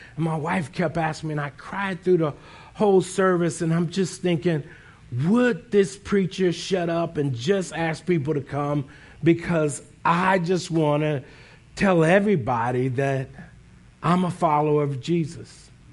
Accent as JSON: {"language": "English", "region": "Northeast Ohio", "country": "United States", "tie": "born or raised there", "lives_now": "Columbus, United States", "said": "I grew up in Northeast Ohio"}